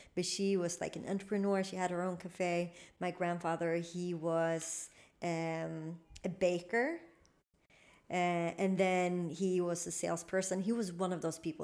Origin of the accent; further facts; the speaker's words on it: Malmö, Skåne, Sweden; English is a second language; also born or lived in United States; where I grew up in Limham